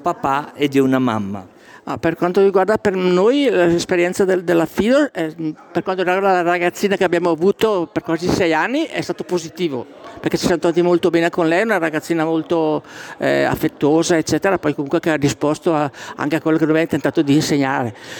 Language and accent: Italian; Malerbi, Italy; now in Botticino Sera, Italy; io vengo da Malerbi, sono nata a Malerbi, poi mio papà era veneto, era di Schio in provincia di Vicenza